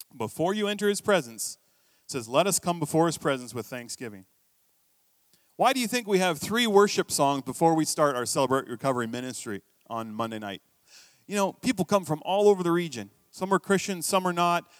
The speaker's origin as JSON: {"language": "English", "country": "United States", "moved": "yes", "lives_now": "Canada", "said": "I'm American"}